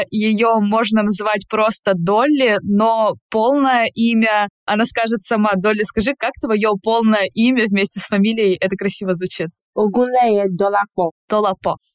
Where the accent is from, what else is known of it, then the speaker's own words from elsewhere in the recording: Nigeria; first language English; Russian is a second language; moved away as an adult; now in Russia; Я из Нигерии.